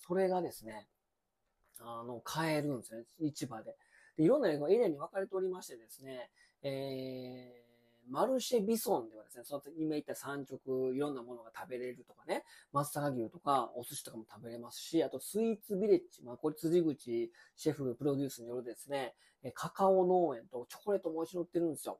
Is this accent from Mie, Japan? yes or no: yes; Mie, Japan; 三重県に私、まあ、まあ、生まれも育ちもね、まあ、三重県なんですけど